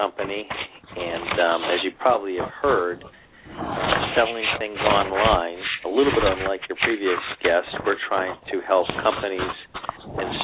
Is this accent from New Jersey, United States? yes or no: no; Boston, Massachusetts, United States; I'm from the Boston area